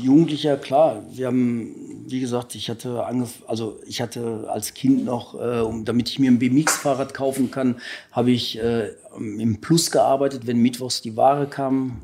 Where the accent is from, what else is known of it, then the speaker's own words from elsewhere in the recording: Ruhr area, North Rhine-Westphalia, Germany; bei uns im Ruhrgebiet